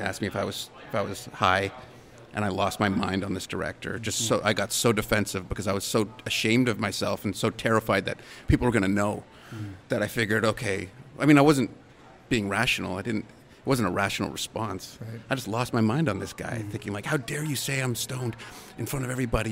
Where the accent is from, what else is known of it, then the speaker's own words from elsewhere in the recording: Canada; being a Canadian actor